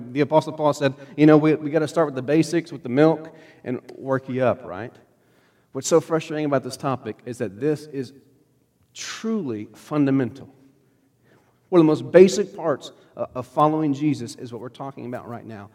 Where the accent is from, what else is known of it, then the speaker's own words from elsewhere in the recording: United States; I'm American